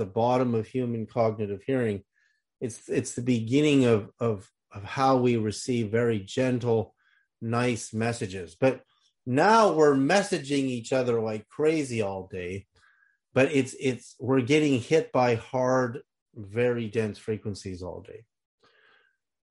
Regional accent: Berkeley, California, United States; when I was a kid growing up in Berkeley, California

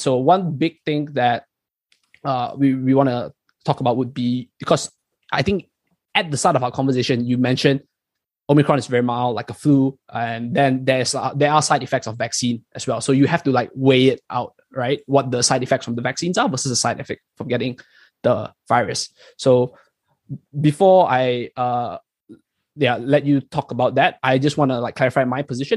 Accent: Malaysia; moved away as an adult; now in New Zealand; I'm from Malaysia, so I'm in. I mean, Chong and I were both from Malaysia, but I came here uh, much later to, to New Zealand to do my PhD

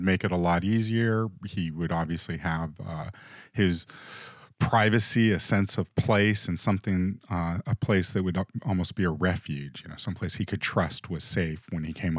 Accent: Los Angeles, California, United States; I mentioned that we grew up in the big city. We grew up in Hollywood when we were kids.

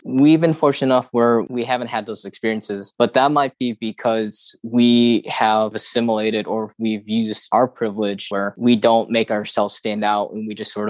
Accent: Midwest, United States; And so for me, growing up in the Midwest, I feel lucky because I haven't noticed this as much in regards to discrimination

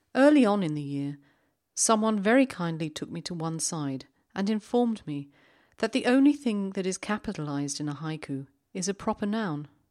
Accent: London, United Kingdom; moved away; I was in London not so long ago. It's my hometown

